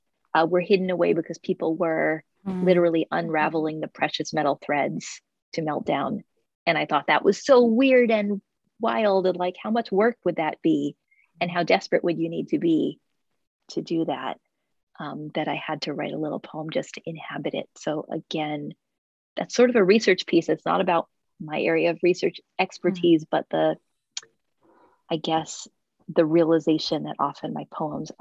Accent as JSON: {"language": "English", "country": "United States", "said": "moving through India as an American"}